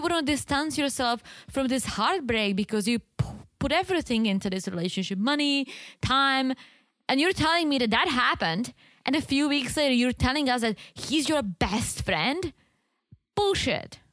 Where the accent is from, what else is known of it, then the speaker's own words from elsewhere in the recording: Czechia; moved away; this one store in the Czech Republic in my hometown